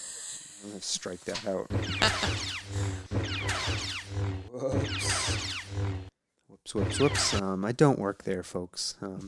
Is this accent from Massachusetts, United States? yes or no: yes; Danvers, Massachusetts, United States; now in near Amherst, United States; I grew up on the North Shore.